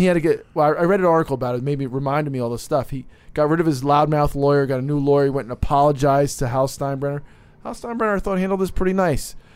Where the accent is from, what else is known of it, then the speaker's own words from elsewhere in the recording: New Jersey, United States; I'm from New Jersey, we're East Coast guys.